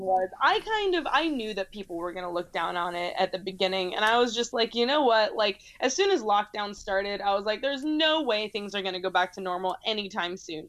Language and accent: English; United States; I'm an American